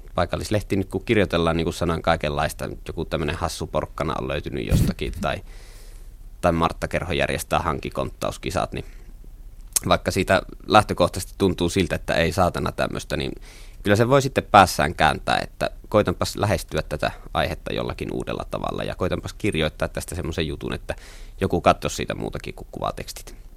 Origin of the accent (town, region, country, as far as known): Nilsiä, North Savo, Finland; born or raised there; accent: Savo dialect